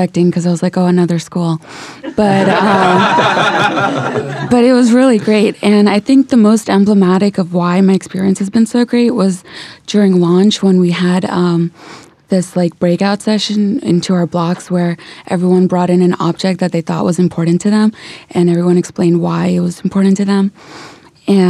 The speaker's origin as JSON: {"language": "English", "region": "California", "country": "United States", "tie": "born or raised there", "also_born_or_lived": "India / St. Louis", "moved": "as an adult", "lives_now": "New York, United States", "said": "I was born in India. Then I moved to California and spent pretty much the majority of my life there."}